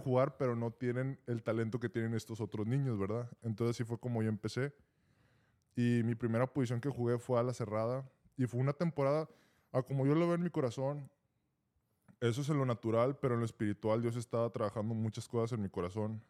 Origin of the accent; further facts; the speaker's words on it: Monterrey, Nuevo León, Mexico; moved away; ahí en donde yo soy, de Monterrey